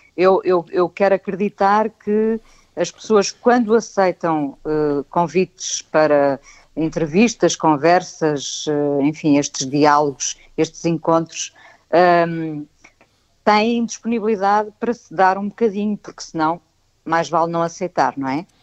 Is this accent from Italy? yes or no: no; Vila do Conde, Norte, Portugal; also born or lived in Lisbon; eu e o meu irmão nascemos em Lisboa. E, portanto, okay. Eh, nós fomos para o norte, os meus pais voltaram para o norte, eu e o meu irmão fomos para o norte